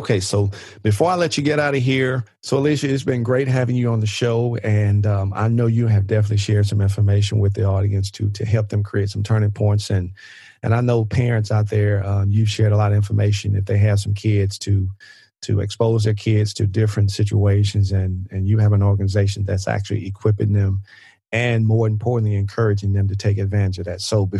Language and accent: English; Mississippi, United States; people find out I'm from Mississippi, and they're like, you don't sound like you're from Mississippi. But I'm like, I am.